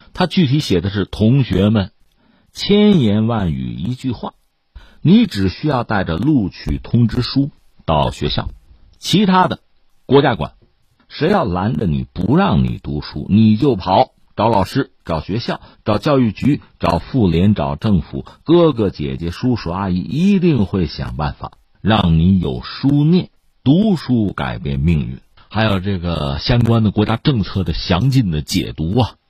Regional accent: China; 就是我们中国人从历史上看就是这样，对读书是有一种特殊的感情，有一种特殊的期待。

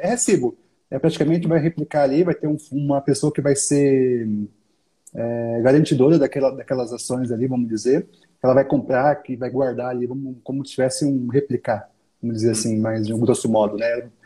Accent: Brazil; como brasileiro

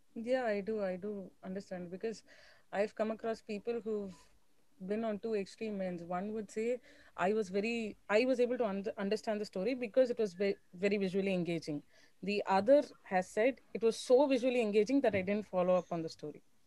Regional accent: Chennai, Tamil Nadu, India; I'm from Chennai

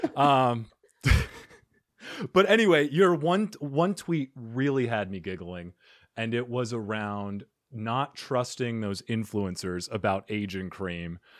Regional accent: Arizona, United States; moved away as an adult; also born or lived in New York tri-state area; I am originally from Arizona, but then I moved to the tri state area.

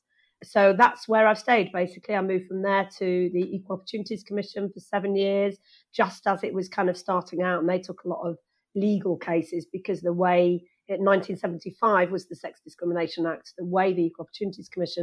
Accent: Wales, United Kingdom; I actually did Welsh because I was born and bred in Wales

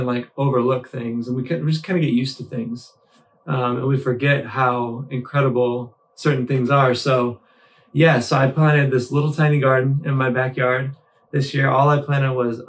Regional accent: Michigan, United States; I grew up in Michigan

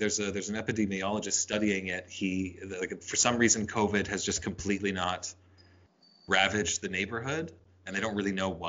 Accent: Edmonton, Alberta, Canada; moved away as an adult; now in Vancouver, Canada; I've been here for like almost like 15 years or something, but I grew up in Edmonton.

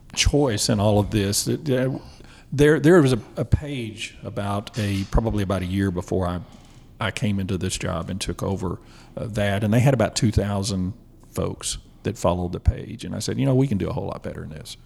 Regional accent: Bonham, Texas, United States; moved away as an adult; also born or lived in Greenville, Texas / Commerce, Texas; now in Texarkana, United States; I was born in Bonham, Texas, and uh, we moved around a little bit. I wound up in Greenville and until I uh, was in the seventh grade. Uh, moved back to Bonham and, and I lived there until graduated high school in 83

